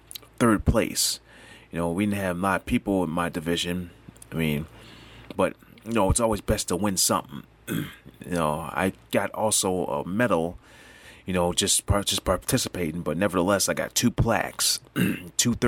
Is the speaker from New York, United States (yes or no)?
yes; New York, United States; I'm from New York